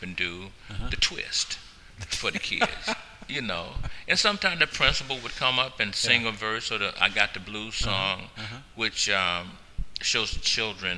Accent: Louisiana, United States; now in Portland, United States; my history coming from Louisiana, you know, my grandmother's farm, you know, 112-acre farm. I grew up in Paradise

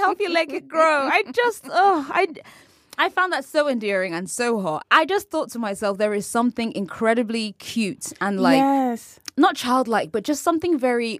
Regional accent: California, United States; Mike's from Newark. I'm from the East Bay area. Similar cultural politics, similar conflict in the places we're coming from.

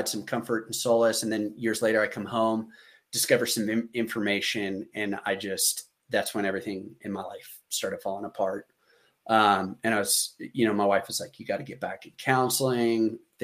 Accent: Oklahoma, United States; I'm from Oklahoma

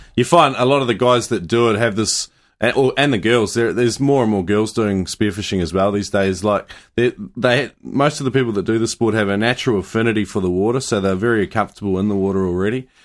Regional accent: New Zealand; growing up in New Zealand

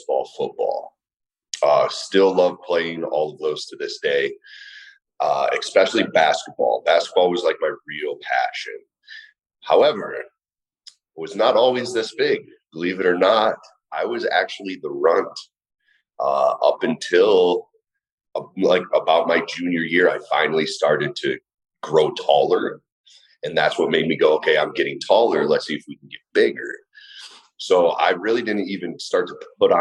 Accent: Middlefield, Ohio, United States; also born or lived in Willoughby, Ohio; born and raised about 40 minutes east of Cleveland in a little town called Middlefield

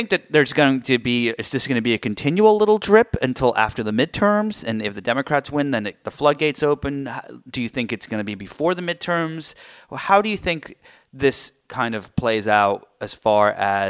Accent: United Kingdom; I'm British

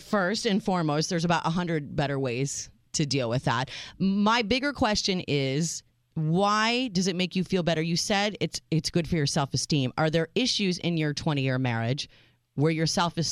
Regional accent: United States; I am your American realist, the married mom.

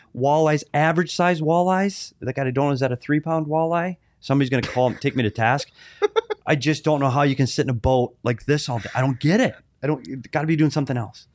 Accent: Bemidji, Minnesota, United States; now in Arizona, United States; I'm from Minnesota.

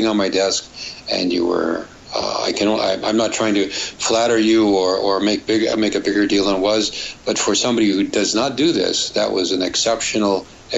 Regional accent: Germany; now in California, United States; but I'm from Germany. I'm a medical doctor. Well, I work for NASA in California

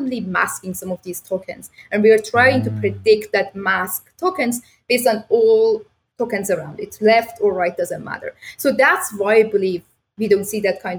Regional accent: Iran; now in Toronto, Canada; I grew up back in Iran

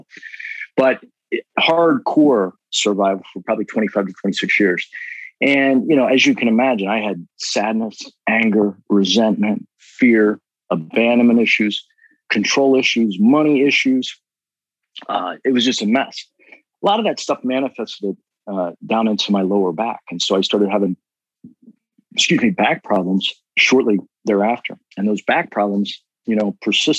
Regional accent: Cincinnati, Ohio, United States; We grew up in Cincinnati, Ohio

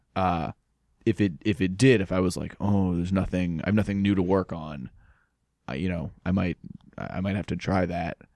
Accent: Holliston, Massachusetts, United States; I'm from Holliston

